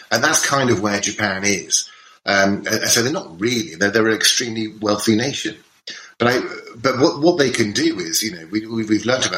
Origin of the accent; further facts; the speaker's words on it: United Kingdom; we're British